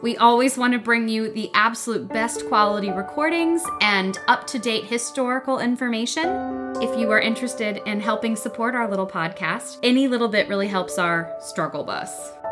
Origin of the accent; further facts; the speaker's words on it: North Carolina, United States; Born and raised in North Carolina